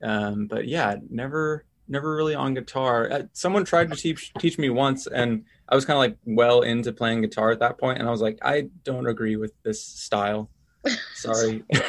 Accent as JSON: {"language": "English", "town": "Seattle", "region": "Washington", "country": "United States", "said": "I'm from Seattle area and I do music stuff."}